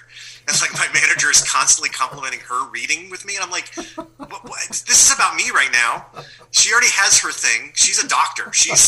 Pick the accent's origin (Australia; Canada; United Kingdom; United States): United States; Pennsylvania; We're going to shoot in my hometown of Pennsylvania because I can get all the housing for free.